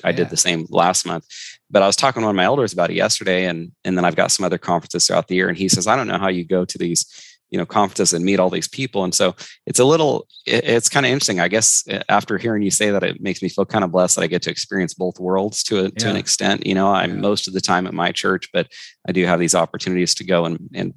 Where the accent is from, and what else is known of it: Northern California, United States; born or raised there; moved away as an adult; also born or lived in Florida / Fort Knox, Kentucky; now in Washington, United States